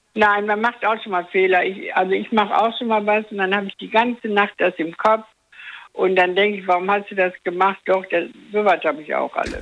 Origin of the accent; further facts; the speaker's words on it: Dortmund, North Rhine-Westphalia, Germany; now in Eifel, Germany; ich bin ja aus Dortmund